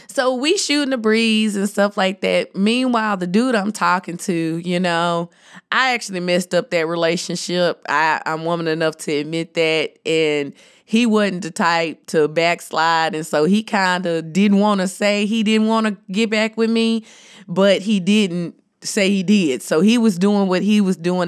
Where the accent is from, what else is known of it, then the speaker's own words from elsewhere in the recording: Jackson, Tennessee, United States; I'm from Tennessee and growing up, everybody went to Baptist church